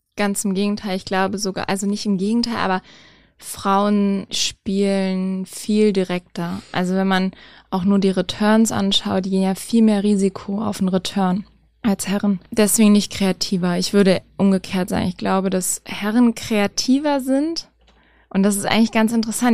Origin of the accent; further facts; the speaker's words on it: near Gifhorn, Lower Saxony, Germany; in der Nähe von meiner Heimat